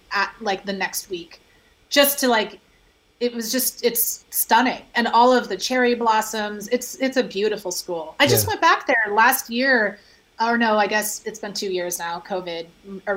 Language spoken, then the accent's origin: English; Spokane, Washington, United States; also born or lived in Bellingham, Washington / Seattle, Washington; I'm from Spokane, which is closer to Washington State